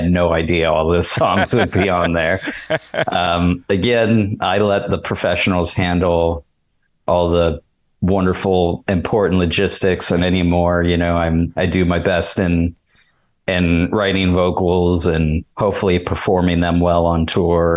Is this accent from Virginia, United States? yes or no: no; Pittsburgh, Pennsylvania, United States; I'm from Pittsburgh